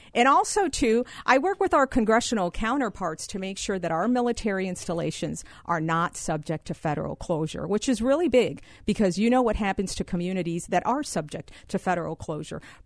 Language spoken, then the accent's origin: English; Wheaton, Illinois, United States; I'm from Wheaton, Illinois.